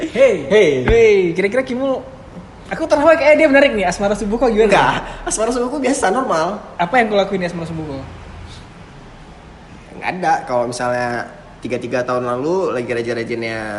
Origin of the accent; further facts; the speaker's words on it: Banda Aceh, Aceh, Indonesia; Oh dari dari sekolah kok di, di Banda Aceh semua? Ya, aku cuma lahir aja di Aceh besar.